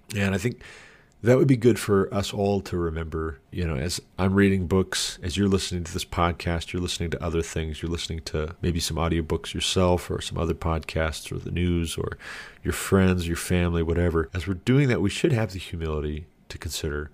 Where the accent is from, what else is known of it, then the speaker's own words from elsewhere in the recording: United States; me speaking as an American